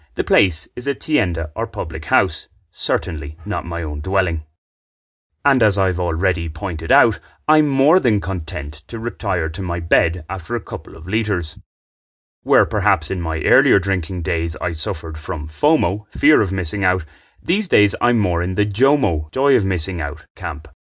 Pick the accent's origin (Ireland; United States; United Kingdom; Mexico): Ireland; now in Bogotá, Colombia; an Irishman who likes the occasional beer